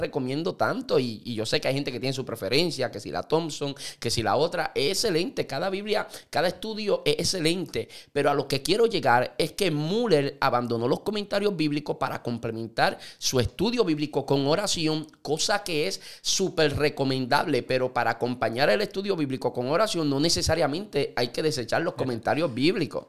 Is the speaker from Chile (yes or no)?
no; Puerto Rico; los puertorriqueños tenemos, somos ciudadanos americanos